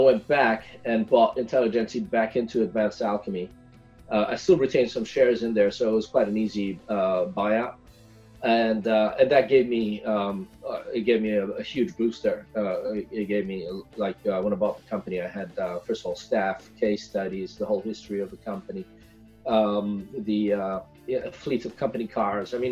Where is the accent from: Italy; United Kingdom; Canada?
Italy; moved away as an adult; also born or lived in Ethiopia; now in Silicon Valley, United States; I was born and brought up in Italy